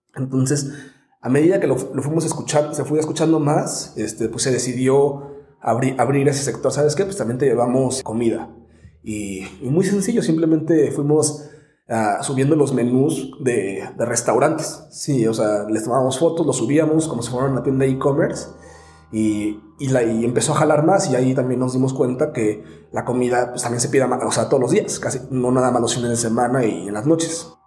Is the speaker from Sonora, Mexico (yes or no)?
no; Morelia, Michoacán, Mexico; also born or lived in San Diego; now in Mexico City, Mexico; yo soy de Morelia, Michoacán